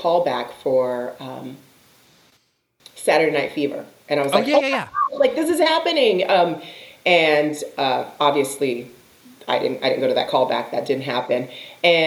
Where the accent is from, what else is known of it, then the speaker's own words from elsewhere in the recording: Austin, Texas, United States; moved away as an adult; also born or lived in Chicago; now in Los Angeles, United States; I'm originally from Texas, from Austin